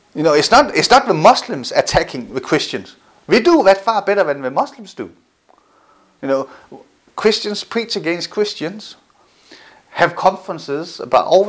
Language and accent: English; Denmark; I grew up in Denmark